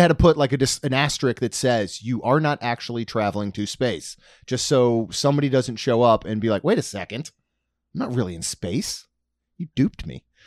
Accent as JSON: {"language": "English", "region": "Maryland", "country": "United States", "tie": "born or raised there", "said": "growing up in Maryland, our beach was Ocean City"}